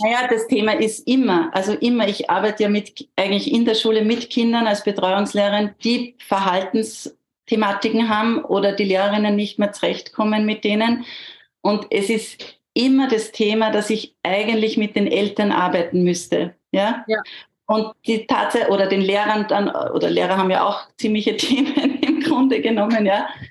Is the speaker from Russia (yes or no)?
no; near Gmunden, Upper Austria, Austria; ich bin aus Österreich, aus in der Nähe von Gmunden.